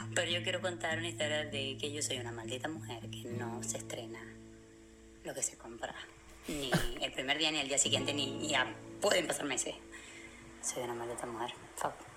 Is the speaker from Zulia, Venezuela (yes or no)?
yes; Maracaibo, Zulia, Venezuela; accent: maracucho; now in Madeira, Portugal; soy maracucha y vivo aquí y es un poco complicado mi acento